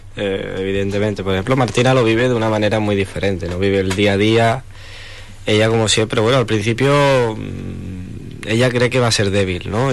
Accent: Huelva, Andalusia, Spain; yo soy español, andaluz, pero me siento choquero, me siento nubense

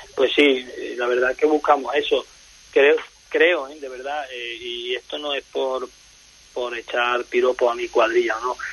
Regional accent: El Puerto de Santa María, Andalusia, Spain; Yo vengo del puerto Santa María de Cádiz

